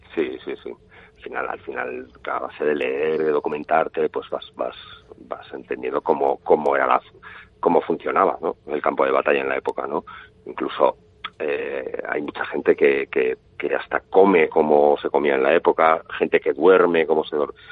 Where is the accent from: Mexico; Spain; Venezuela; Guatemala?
Spain; Pamplona, Navarre; yo, también soy de Pamplona